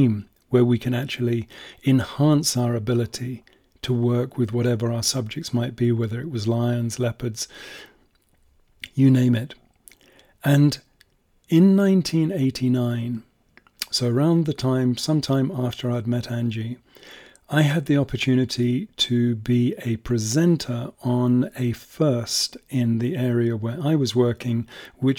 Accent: England, United Kingdom; moved away as an adult; also born or lived in Belfast, Northern Ireland; now in Kenya; as a kid growing up in England

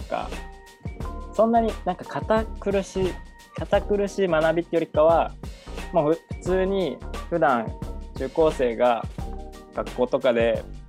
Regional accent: Narita, Chiba, Japan; 千葉県の成田市出身なんですけど

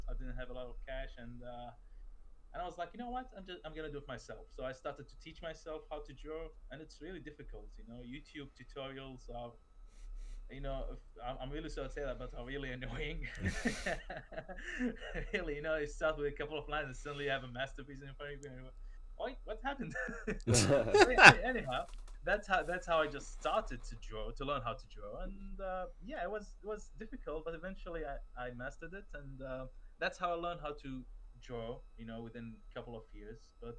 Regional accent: Nasiriyah, Dhi Qar, Iraq; also born or lived in Kuwait; I'm actually originally from Iraq. From the city of Nasiriyah, where the story, the oldest story found in human history, the Epic of Gilgamesh, actually took place.

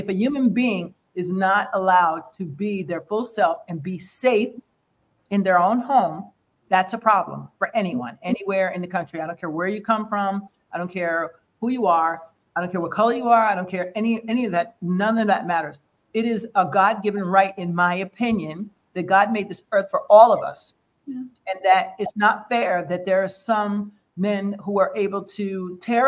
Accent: United States; as American

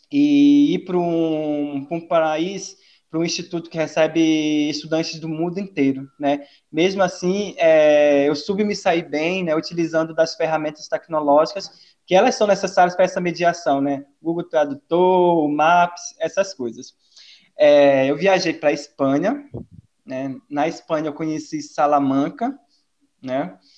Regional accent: Pará, Brazil; also born or lived in Goiás; now in Portugal; Assim eu consigo fazer uma referência de que eu vim do Pará, fui para o interior de Goiás e saí do Brasil para ir para o interior é, de Portugal, uma cidade histórica, né?

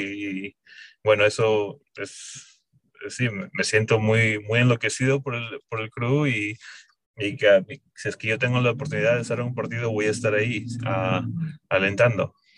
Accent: Peru; now in Columbus, United States; yo soy originalmente de Perú. Vine acá a Estados Unidos en el 2004 y empecé, me mudé aquí a Colombo en el 2005 para estudiar

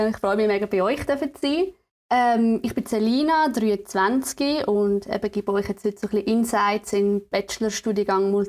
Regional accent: Aargau, Switzerland; ich komme ursprünglich aus dem Aargau und bin dann für Studium auf Chur in e WG gezogen.

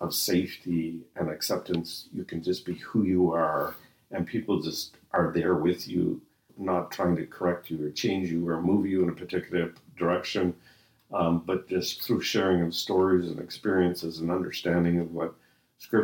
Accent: Halifax, Nova Scotia, Canada; also born or lived in Edmonton, Canada; now in St. Catharines, Canada; I was born in Halifax and raised near the ocean

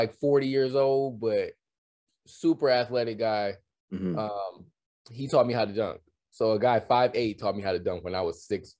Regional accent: Detroit, Michigan, United States; also born or lived in Saginaw, Michigan; now in California, United States; but I was born there, but I grew up in the Detroit area for most of my life before moving to California.

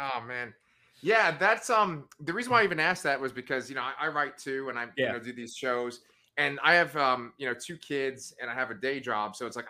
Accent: New York City, New York, United States; I'm from Staten Island, you know, which is pretty close to New Jersey.

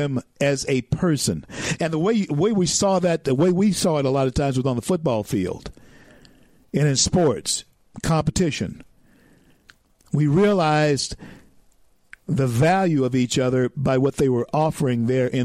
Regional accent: the South, United States; I grew up in the South in the 60s

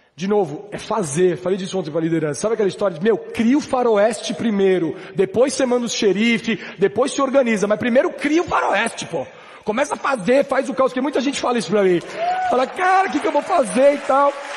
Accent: São Paulo, Brazil; Nascido e criado em São Paulo, mil novecentos e oitenta e seis

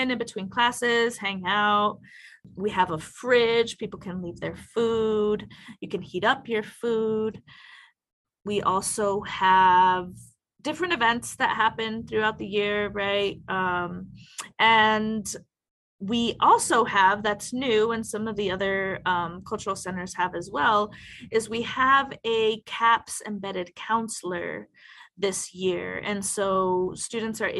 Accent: Mesa, Arizona, United States; I grew up in Mesa, Arizona

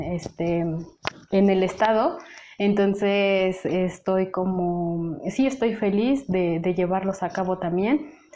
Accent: Mexico; also born or lived in Lebanon; yo soy de México

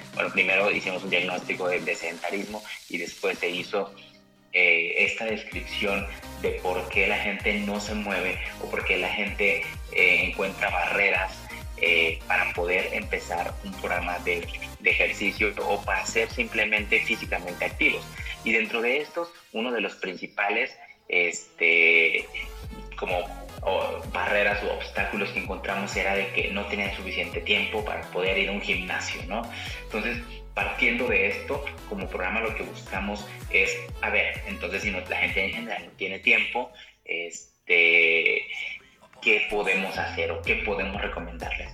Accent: Mexico; como población mexicana

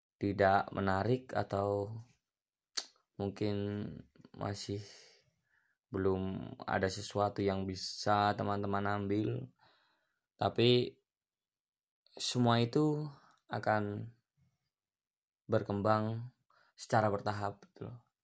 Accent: Pemalang, Central Java, Indonesia; moved away as an adult; now in Magelang, Indonesia; saya lahir di Pemalang, tapi sekarang ngekos di Magelang

